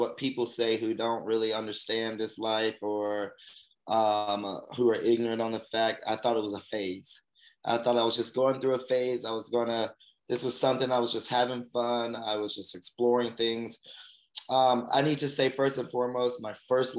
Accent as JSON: {"language": "English", "region": "Alabama", "country": "United States", "tie": "born or raised there", "moved": "as an adult", "lives_now": "Los Angeles, United States", "said": "I'm actually from Alabama. Born and raised in the South"}